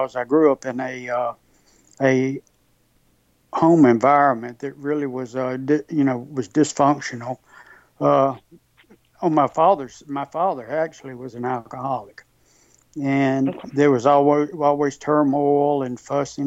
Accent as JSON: {"language": "English", "town": "Indianola", "region": "Mississippi", "country": "United States", "tie": "born or raised there", "also_born_or_lived": "Memphis, Tennessee", "moved": "yes", "said": "I was born and raised in Indianola, Mississippi."}